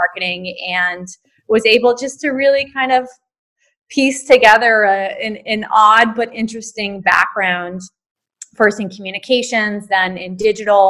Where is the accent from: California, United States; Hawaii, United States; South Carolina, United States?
Hawaii, United States; moved away; also born or lived in New York; I grew up in Hawaii, which is a very different place to grow up than most of the US